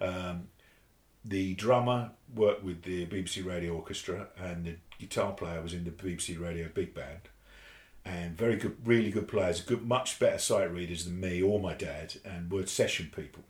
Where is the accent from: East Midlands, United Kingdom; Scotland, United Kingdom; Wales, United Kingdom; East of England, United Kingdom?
East of England, United Kingdom; Hitchin; I, grew up in Hitchin in Hertfordshire, which is about uh, 30 miles from here